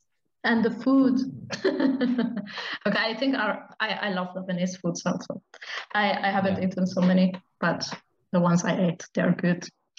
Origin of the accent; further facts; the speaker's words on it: Iran; moved away; I'm from Iran.